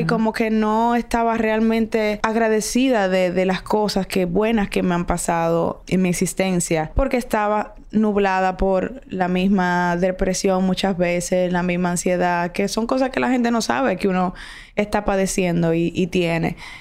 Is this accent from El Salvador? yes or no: no; Dominican Republic; quiénes somos realmente los dominicanos, cuál es nuestra identidad